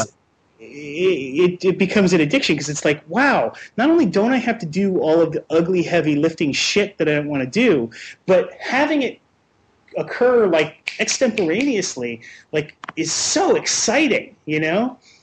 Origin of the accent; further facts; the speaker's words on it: New Jersey, United States; I'm from New Jersey, and I'm in Seattle for a uh, week